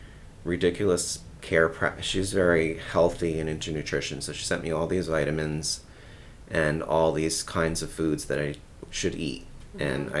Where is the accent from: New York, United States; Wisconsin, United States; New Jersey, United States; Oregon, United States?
New Jersey, United States; I grew up in New Jersey.